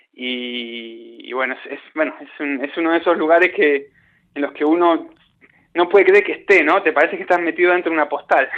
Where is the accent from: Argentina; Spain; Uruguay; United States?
Argentina; Puerto Deseado, Santa Cruz; Puerto Deseado, que es mi pueblo donde yo me crié